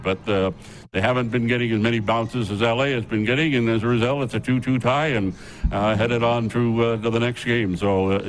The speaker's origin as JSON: {"language": "English", "town": "Campbellton", "region": "New Brunswick", "country": "Canada", "tie": "born or raised there", "moved": "as an adult", "said": "I was home one summer in my hometown in Campbellton, New Brunswick."}